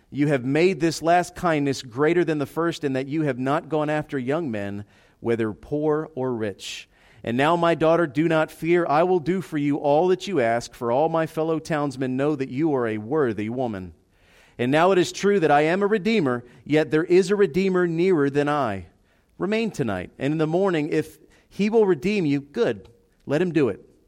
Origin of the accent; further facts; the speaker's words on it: United States; we're American in 2018